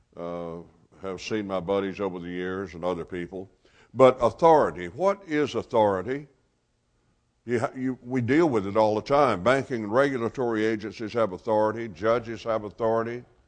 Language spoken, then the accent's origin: English; Gadsden, Alabama, United States; moved away as an adult; now in Memphis, United States; I'm originally from Gadsden, Alabama